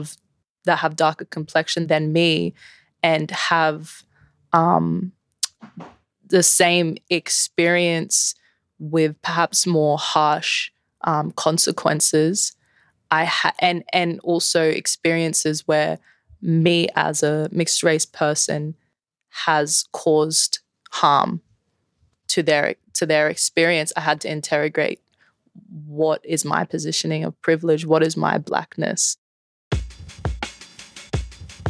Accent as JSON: {"language": "English", "town": "Brisbane", "region": "Queensland", "country": "Australia", "tie": "born or raised there", "said": "I'm born and raised in Meanjin, 24 years old, Jamaican Aranda heritage."}